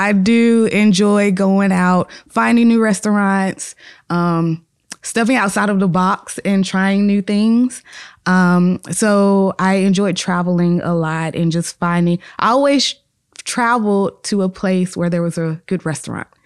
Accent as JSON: {"language": "English", "town": "Chester", "region": "South Carolina", "country": "United States", "said": "It's only an hour and thirty minutes away from where I live 'cause I'm from Chester, South Carolina"}